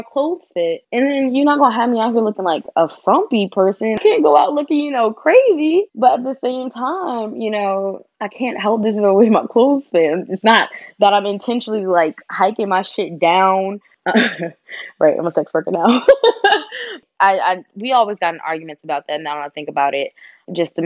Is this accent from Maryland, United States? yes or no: no; Virginia, United States; I grew up in Virginia